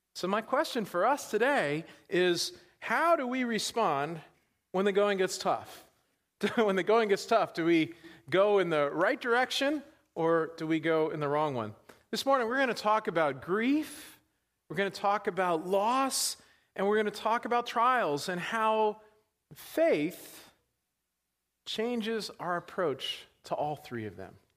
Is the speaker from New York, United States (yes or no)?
yes; New York, United States; now in Pittsburgh, United States; I grew up in New York.